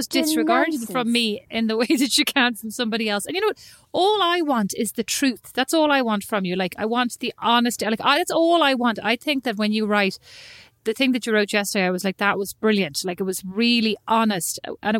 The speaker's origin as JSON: {"language": "English", "area": "Kildare", "region": "Leinster", "country": "Ireland", "tie": "born or raised there", "moved": "yes", "said": "it was hard growing up in Kildare."}